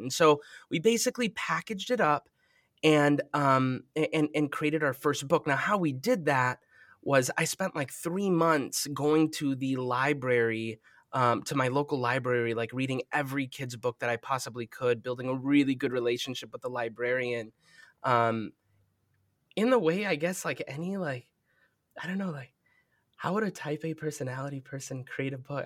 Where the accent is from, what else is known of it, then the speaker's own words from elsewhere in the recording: Minneapolis, Minnesota, United States; I'm from Minneapolis